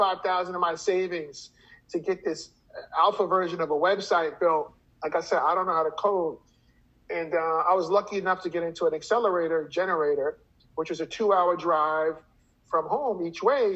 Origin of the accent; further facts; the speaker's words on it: New York City, New York, United States; I grew up in Brooklyn, Flatbush